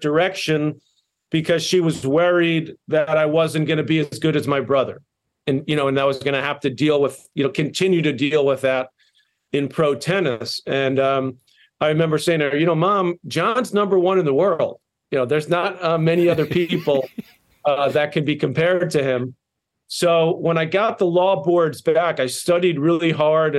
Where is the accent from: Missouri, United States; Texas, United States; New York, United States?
New York, United States; New York City; where I was born and raised in Douglaston, Queens